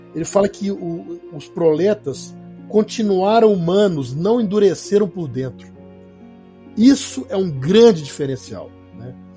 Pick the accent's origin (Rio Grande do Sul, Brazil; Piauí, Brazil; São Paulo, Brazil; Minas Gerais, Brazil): Minas Gerais, Brazil; Belo Horizonte; eu sou mineiro de Belo Horizonte